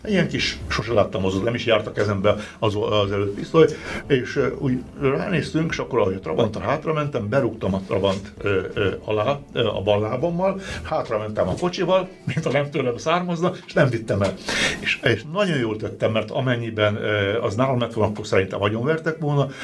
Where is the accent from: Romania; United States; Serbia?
Romania; Arad County; moved away; ott születtem Harad megyébe